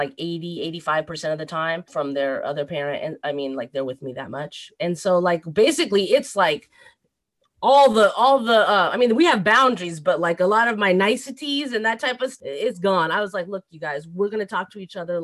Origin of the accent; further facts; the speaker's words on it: United States; I'm actually American. I mean, I was born here in the United States